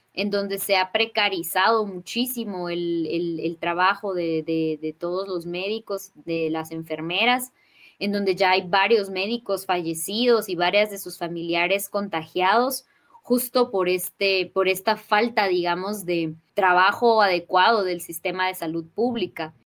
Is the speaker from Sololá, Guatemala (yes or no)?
no; Totonicapán, Guatemala; soy maya quiche, nací y vivo en Totonicapán, en Guatemala